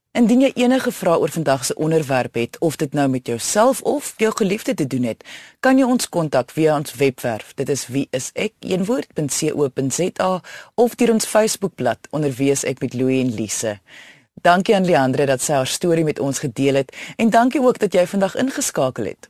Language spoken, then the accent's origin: Afrikaans; South Africa; ons baie keer as Suid-Afrikaners